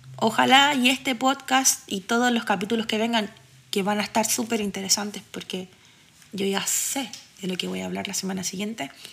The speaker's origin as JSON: {"language": "Spanish", "town": "Santiago", "region": "Santiago Metropolitan Region", "country": "Chile", "tie": "born or raised there", "also_born_or_lived": "Cerro Navia", "said": "Nací y crecí en Quinta Normal, donde pasa exactamente lo mismo, y ahora vivo en Cerro Navia."}